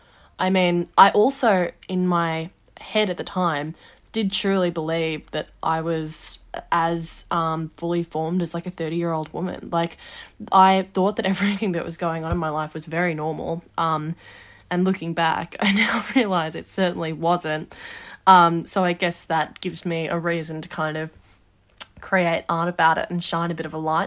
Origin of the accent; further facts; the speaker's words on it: Melbourne, Victoria, Australia; also born or lived in Wagga Wagga; Yeah, I was born in Wagga Wagga to my mum and dad, and I was only there for a few years before we moved to Melbourne. So Melbourne's mostly what I sort of know.